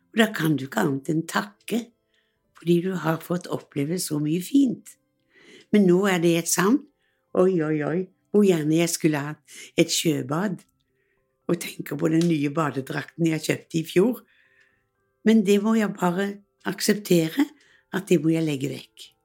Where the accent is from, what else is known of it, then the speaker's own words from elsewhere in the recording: Western Norway, Norway; jeg er vestlending, og det var mange i familien som emigrerte til USA.